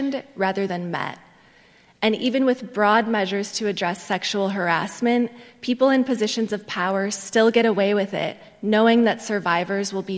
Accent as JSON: {"language": "English", "town": "Milwaukee", "region": "Wisconsin", "country": "United States", "tie": "born or raised there", "moved": "yes", "said": "I grew up in Milwaukee, Wisconsin, the most segregated metro area in the U.S."}